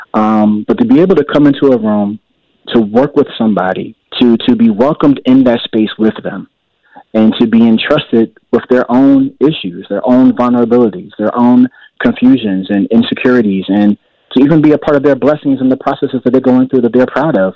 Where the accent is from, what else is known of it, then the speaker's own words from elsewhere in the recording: Richmond, Virginia, United States; also born or lived in New Jersey; originally, I grew up in New Jersey, and I moved to the Richmond area when I was about ten years old